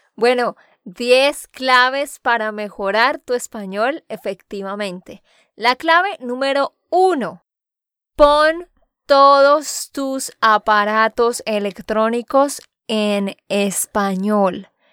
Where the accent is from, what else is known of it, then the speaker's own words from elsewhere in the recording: Santander, Colombia; de Santander, Colombia